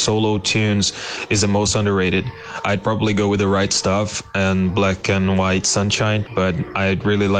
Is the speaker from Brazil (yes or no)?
yes; Brazil; I'm from Brazil